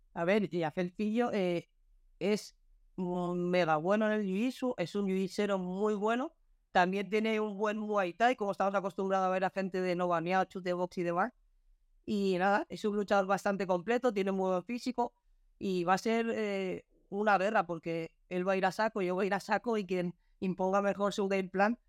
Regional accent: Spain; me, ilusionaría mucho pelear en mi país

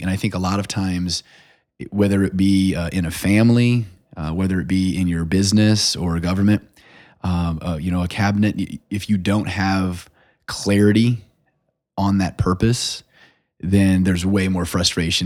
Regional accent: South Bend, Indiana, United States; I grew up on the West Side

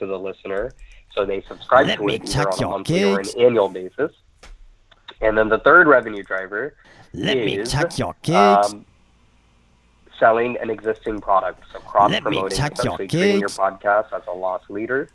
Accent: United States; I'm born and raised in the United States

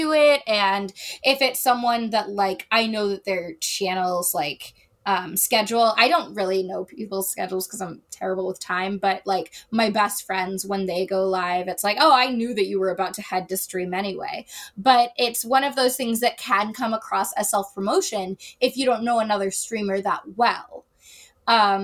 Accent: Chicago, Illinois, United States; I am a Taurus from Chicago

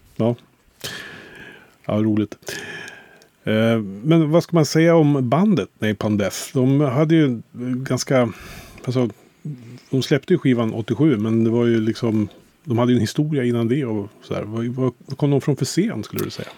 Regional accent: Kolbäck, Västmanland, Sweden; i lilla Kolbäck där jag kommer ifrån utanför Västerås

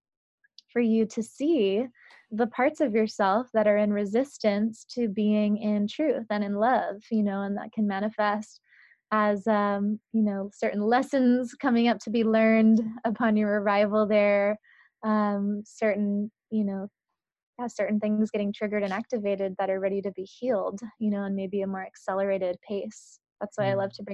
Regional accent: San Francisco, California, United States; also born or lived in New England; I grew up in parts of New England and then mostly in San Francisco, in the middle of the city

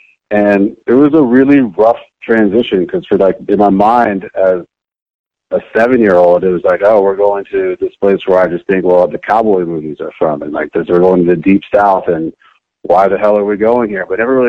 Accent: Monrovia, Montserrado, Liberia; also born or lived in New Jersey, United States; now in United States; because I was born in Jersey and then immediately moved to Monrovia, Liberia, where my mother is from, and my father is from Sierra Leone

